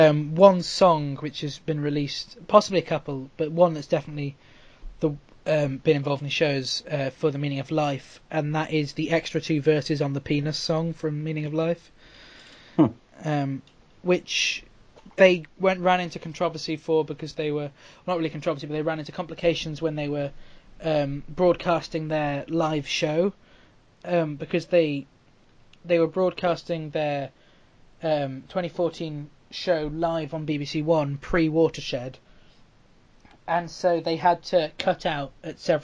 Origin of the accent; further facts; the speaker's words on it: United Kingdom; as a Brit